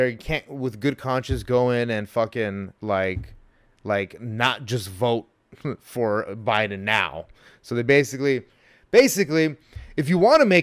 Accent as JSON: {"language": "English", "town": "Montebello", "region": "California", "country": "United States", "tie": "born or raised there", "said": "I grew up in Montebello with 90% Hispanic overall."}